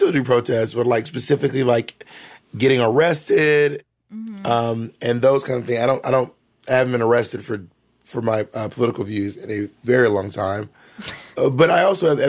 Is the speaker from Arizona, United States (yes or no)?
no; Georgia, United States; I'm from Georgia.